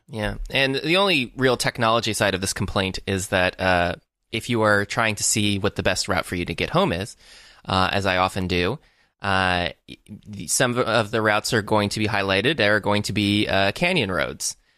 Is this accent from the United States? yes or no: yes; Florida, United States; now in Los Angeles, United States; I am from Florida